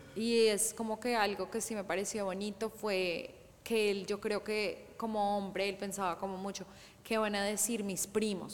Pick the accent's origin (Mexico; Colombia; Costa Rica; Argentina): Colombia; yo soy de Colombia